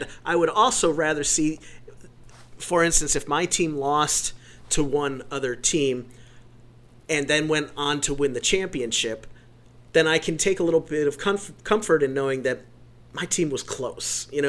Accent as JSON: {"language": "English", "area": "Stark County", "region": "Ohio", "country": "United States", "tie": "born or raised there", "said": "where I grew up in Stark County, where high school football reigns supreme."}